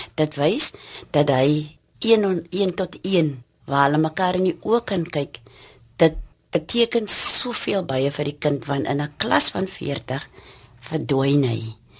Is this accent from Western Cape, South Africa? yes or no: yes; Cape Town, Western Cape, South Africa; in die omgewing waar ons werk, het ek groot geword, gebore en getoe.